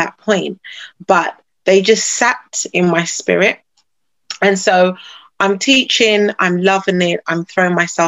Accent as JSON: {"language": "English", "country": "United Kingdom", "tie": "born or raised there", "said": "I am a British-born Ghanaian"}